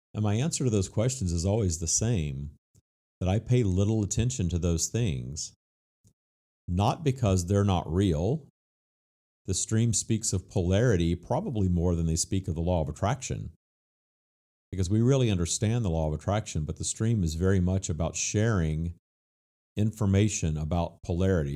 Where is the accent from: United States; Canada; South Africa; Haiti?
United States; Louisiana; my home state of Louisiana